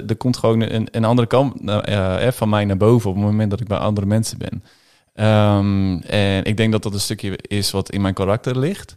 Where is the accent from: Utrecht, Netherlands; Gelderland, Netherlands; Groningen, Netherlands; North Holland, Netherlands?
Groningen, Netherlands; also born or lived in Haren; Geboren in Haren, maar eh, ja, eigenlijk vanaf, vanaf het begin van toen ik drie was, zijn we met z'n allen verhuisd naar, naar Groningen-Zuid. En daar opgegroeid